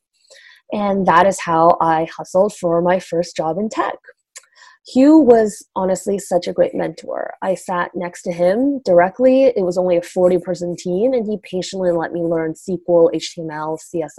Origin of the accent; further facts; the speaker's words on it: Canada; moved away as an adult; now in Bay Area, United States; As a Canadian, I didn't have a credit score and couldn't get access to loans